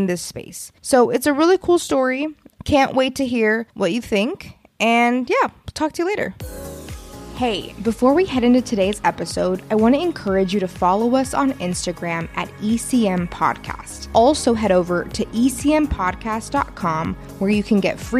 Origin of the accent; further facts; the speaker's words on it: Texas, United States; moved away as an adult; I'm also from Texas and I went to college on the East Coast